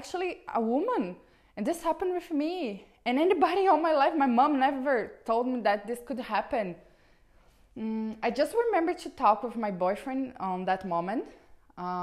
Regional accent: Brazil; English is a second language; I'm from Brazil

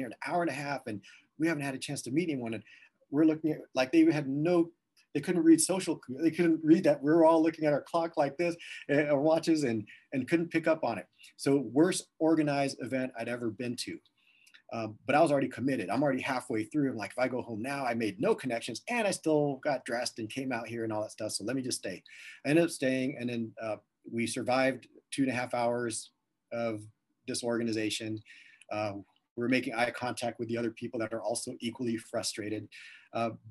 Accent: Southern California, United States; also born or lived in Las Vegas, Nevada; now in Columbus, United States; I shared that I was from Southern California, lived in Vegas for a few years or several years, and then moved to Columbus, Ohio.

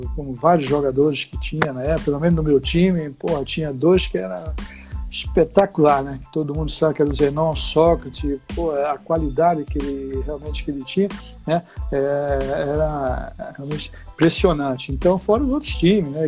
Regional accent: Recife, Pernambuco, Brazil; moved away; also born or lived in Olinda; eu morava em Recife, no bairro de Santo Amaro. Depois aí, com 10 anos para 11, eu fui para Olinda, Rio Doce, Olinda, lá, é a minha terra também

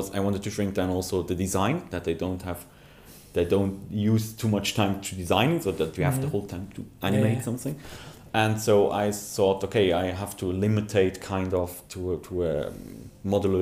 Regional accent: Switzerland; I'm from Switzerland

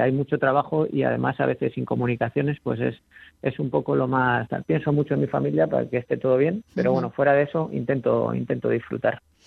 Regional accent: Zaragoza, Aragon, Spain; moved away as an adult; also born or lived in Muniesa; now in Cartagena, Spain; Nací en Zaragoza, pero viví en Muniesa hasta los cuatro años y luego ya nos mudamos a Zaragoza

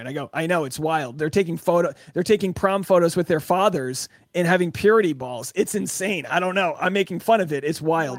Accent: Newport, Rhode Island, United States; I'm from Newport, Rhode Island. My town was founded in the sixteen hundreds

